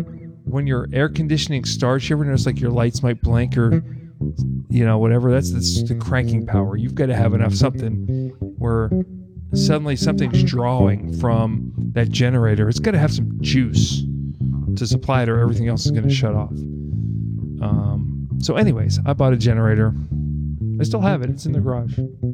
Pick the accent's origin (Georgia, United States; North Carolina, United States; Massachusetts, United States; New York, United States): Massachusetts, United States; Boston; I'm from Boston.